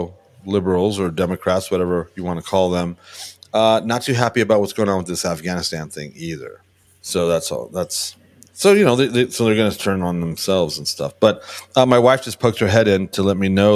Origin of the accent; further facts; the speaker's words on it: Burbank, California, United States; I'm from Burbank